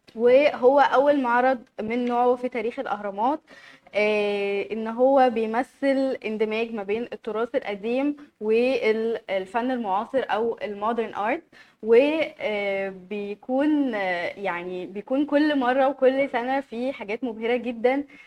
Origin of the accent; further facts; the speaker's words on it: Egypt; عندنا في مصر